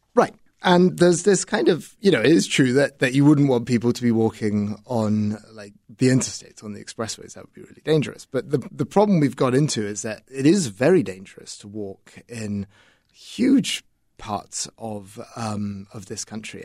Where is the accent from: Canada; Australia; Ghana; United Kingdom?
United Kingdom; moved away as an adult; now in Chicago, United States; in the United Kingdom, where I'm from